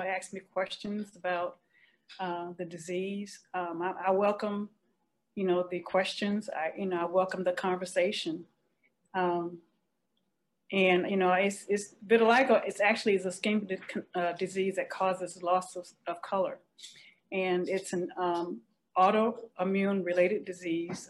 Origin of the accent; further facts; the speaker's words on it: Raleigh, North Carolina, United States; I'm from Raleigh, North Carolina